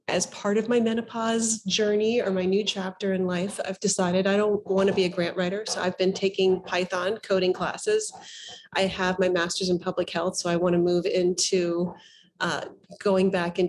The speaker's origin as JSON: {"language": "English", "town": "New York City", "region": "New York", "country": "United States", "said": "I'm from New York City"}